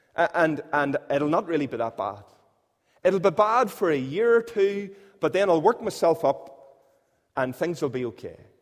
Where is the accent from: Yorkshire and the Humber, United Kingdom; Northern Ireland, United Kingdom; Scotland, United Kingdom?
Northern Ireland, United Kingdom; Northern Irish; we're Northern Irish